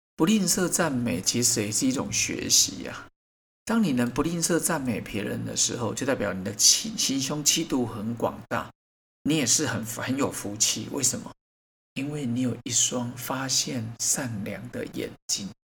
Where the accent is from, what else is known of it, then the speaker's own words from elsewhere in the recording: Taiwan; 我觉得我们台湾人真的是不太会接受人家赞美